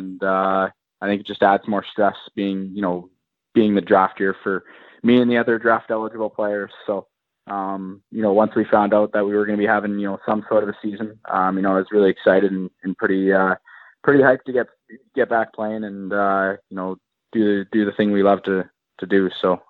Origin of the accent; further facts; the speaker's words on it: Kamloops, British Columbia, Canada; I'm born and raised in Kamloops, BC.